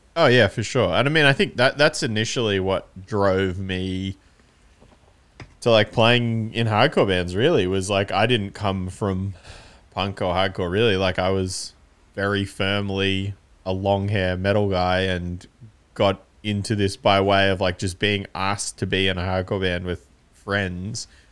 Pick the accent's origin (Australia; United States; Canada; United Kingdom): Australia; Canberra, Australian Capital Territory; we're from Canberra, so we're only, like, three hours away